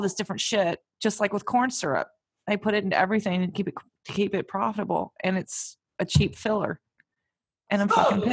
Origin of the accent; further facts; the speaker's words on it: Virginia, United States